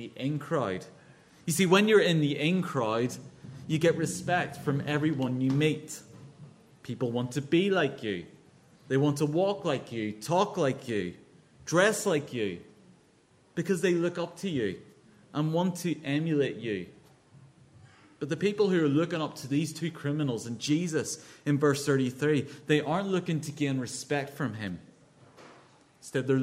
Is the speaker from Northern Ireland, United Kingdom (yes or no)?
yes; Northern Ireland, United Kingdom; now in London, United Kingdom; you might guess from my accent, this is Northern Ireland